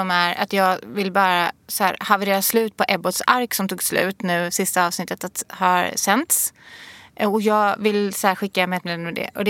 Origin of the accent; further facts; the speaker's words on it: Gothenburg, Västra Götaland, Sweden; now in Stockholm, Sweden; jag kommer från Majorna i Göteborg, 414 känner jag mig mer eh, nere med